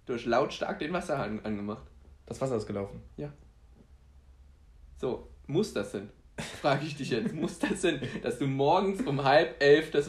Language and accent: German; Poland; ich bin Pole, deswegen darf ich Polacken sagen, völlig, völlig in Ordnung